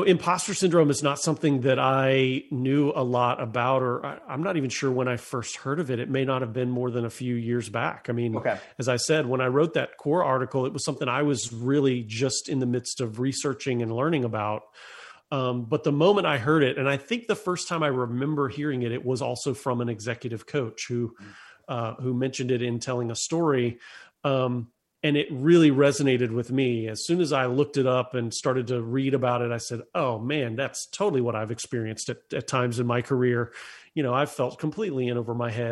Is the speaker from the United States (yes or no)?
yes; Lakeland, Florida, United States; moved away as an adult; now in Nashville, United States; I grew up in Central Florida, a little city called Lakeland, which is between Tampa and Orlando